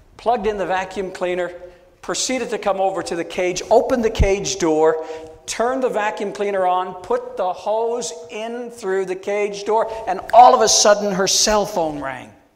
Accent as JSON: {"language": "English", "town": "St. John's", "region": "Newfoundland and Labrador", "country": "Canada", "also_born_or_lived": "Langley", "moved": "yes", "said": "I'm originally from St. John's, Newfoundland, the most easterly point in all of North America"}